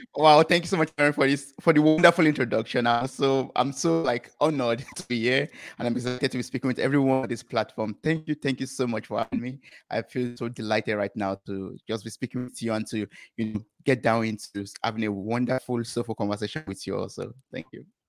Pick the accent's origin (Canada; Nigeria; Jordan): Nigeria; moved away as an adult; I come from Nigeria